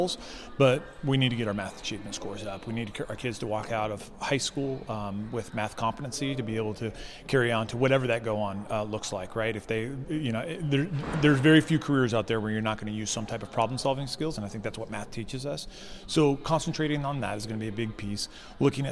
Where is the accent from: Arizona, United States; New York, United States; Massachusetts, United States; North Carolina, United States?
Arizona, United States; moved away as an adult; also born or lived in Seattle, Washington / California; now in Idaho, United States; I was born and raised in Arizona.